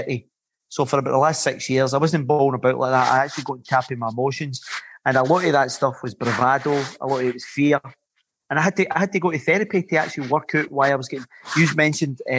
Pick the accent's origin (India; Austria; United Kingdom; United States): United Kingdom; Glasgow, Scotland; When I was growing up in the East End of Glasgow